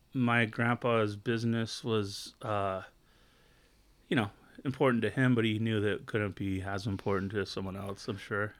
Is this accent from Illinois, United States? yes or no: no; Long Beach, California, United States; I grew up in Southern California in a town called Long Beach